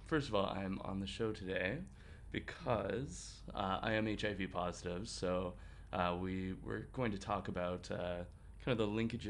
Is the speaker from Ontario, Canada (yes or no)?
no; Vancouver, British Columbia, Canada; I'm from Vancouver. I am a go-go dancer there, as well as a bartender